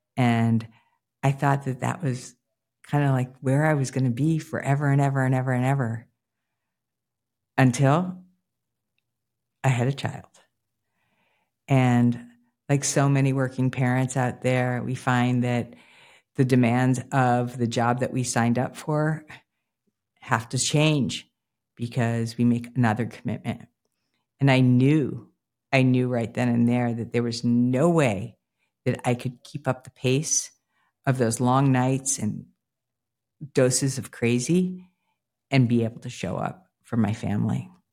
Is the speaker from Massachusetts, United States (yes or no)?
yes; Newton, Massachusetts, United States; the place for me where I started was right outside of Boston proper in a town called Newton, Mass.